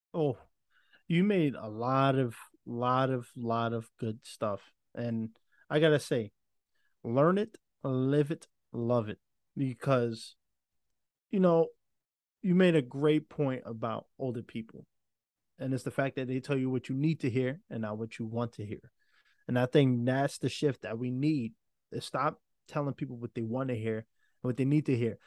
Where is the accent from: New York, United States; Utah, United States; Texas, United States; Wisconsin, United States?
New York, United States; I'm from New York